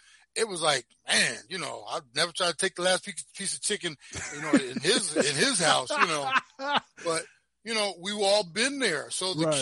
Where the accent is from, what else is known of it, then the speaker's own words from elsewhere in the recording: Browns Mills, New Jersey, United States; moved away as an adult; I came from Browns Mills, New Jersey, Pemberton